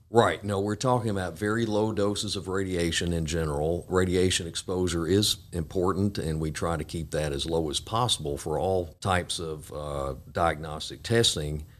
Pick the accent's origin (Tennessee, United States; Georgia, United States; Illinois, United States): Tennessee, United States; Jackson; also born or lived in Knoxville, Tennessee / Memphis, Tennessee; I grew up here in Jackson and came back in two thousand two.